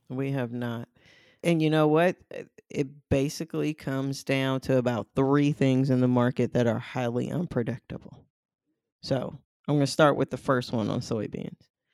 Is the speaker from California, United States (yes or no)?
no; St. Louis, Missouri, United States; moved away; I'm originally from Saint Louis